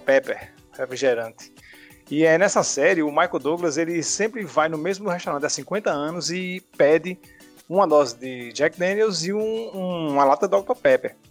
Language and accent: Portuguese; Natal, Rio Grande do Norte, Brazil; eu sou nascido e criado é, aqui em Natal mesmo, né? É, família toda daqui